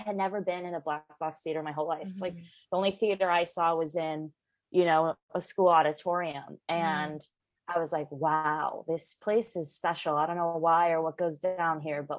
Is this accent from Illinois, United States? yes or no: yes; Chicago, Illinois, United States; moved away as an adult; also born or lived in Los Angeles / London; now in New York, United States; I grew up in Chicago